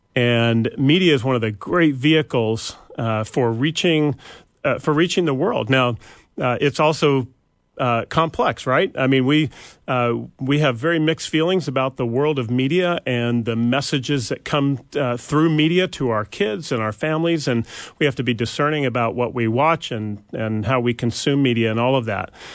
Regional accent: Bellingham, Washington, United States; moved away; we grew up in the Pacific Northwest, a little town of not so little anymore, but Bellingham, Washington

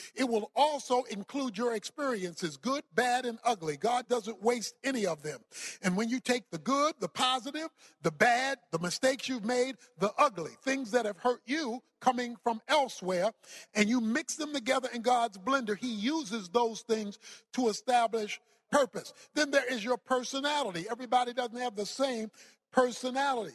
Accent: Baltimore, Maryland, United States; I was raised in Baltimore, Maryland

